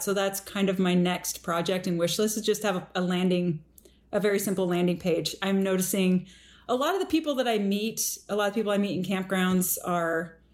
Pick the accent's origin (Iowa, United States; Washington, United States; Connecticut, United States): Washington, United States; Redmond; also born or lived in Maple Valley, Washington; I grew up between Maple Valley and Redmond